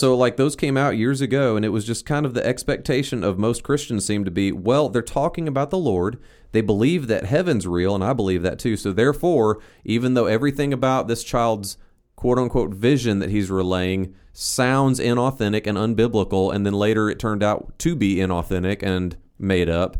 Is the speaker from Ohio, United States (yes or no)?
yes; Northeast Ohio, United States; I grew up in Northeast Ohio